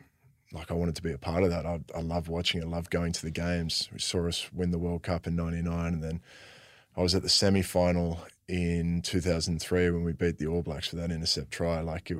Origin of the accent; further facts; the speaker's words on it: New South Wales, Australia; I was actually a Waratah supporter when I was growing up. I grew up in New South Wales.